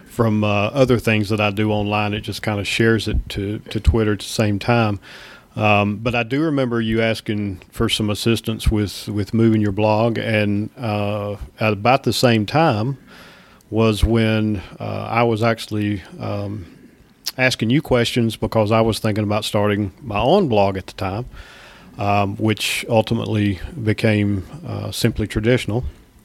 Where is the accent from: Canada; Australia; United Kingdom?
Australia; accent: Australian; Well, and at that time we weren't talking on the phone, so you know my Australian accent didn't you throw you off